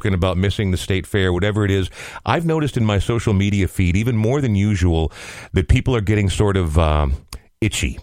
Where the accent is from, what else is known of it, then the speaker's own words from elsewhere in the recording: Coon Rapids, Minnesota, United States; growing up in Coon Rapids was not ideal